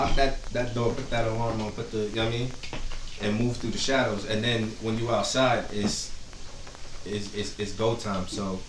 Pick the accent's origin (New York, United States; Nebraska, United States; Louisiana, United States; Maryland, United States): New York, United States; Port Chester; Portchester, New York.